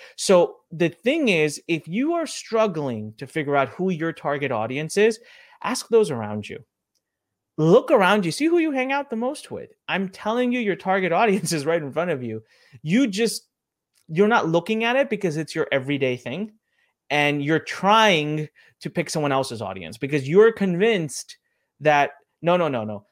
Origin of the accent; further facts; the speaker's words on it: India; I'm from India, I'm Indian